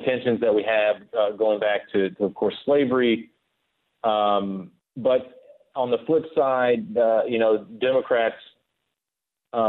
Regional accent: Kings Mountain, North Carolina, United States; That's my hometown in North Carolina on the border with South Carolina

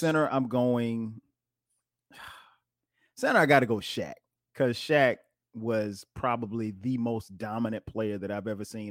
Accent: Detroit, Michigan, United States; we're from the Midwest, Detroit, from the D.

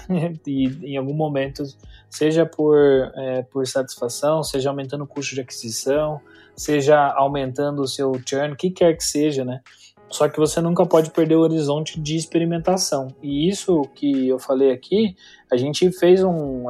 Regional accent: Campinas, São Paulo, Brazil; accent: caipira R (interior paulista); eu sou de São Paulo, tá? Campinas, então às vezes puxo o R um pouco

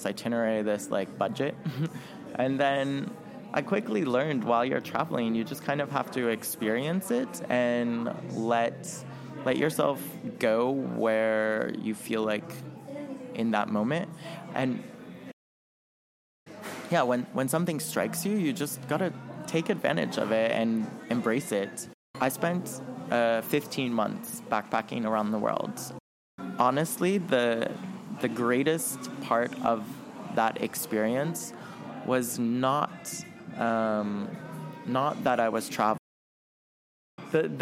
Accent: United States; as an American in that region at that time

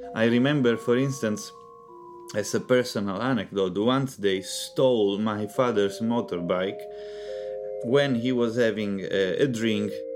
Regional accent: Palermo, Sicily, Italy; I'm from Palermo, which is the, the biggest city in Sicily.

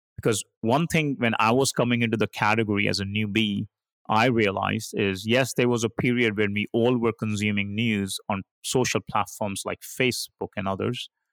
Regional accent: India; moved away; I started my career, uh, as an engineer growing up in India

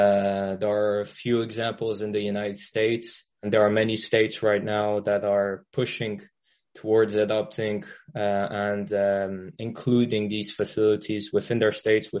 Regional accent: France; also born or lived in Middle East; Well, I'm French. Well, I'm French, but I haven't really lived in France. I lived most of my life in the Middle East. And then at uni, I was in the UK.

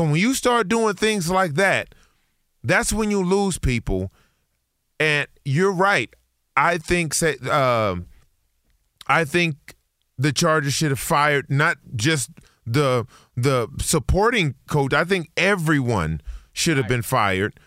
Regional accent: Chicago, Illinois, United States; I was born in Chicago

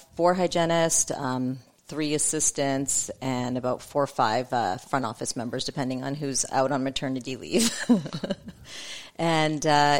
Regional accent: Canada; moved away as an adult; also born or lived in San Antonio, Texas; now in United States; I grew up in Canada. And I grew up in Canada, right in the middle in cold Canada. And I did dental school in Canada.

